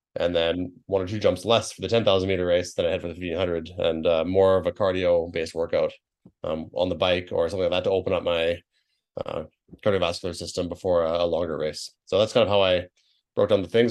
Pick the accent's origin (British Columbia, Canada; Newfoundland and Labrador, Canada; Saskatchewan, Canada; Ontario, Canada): British Columbia, Canada; my home province where I grew up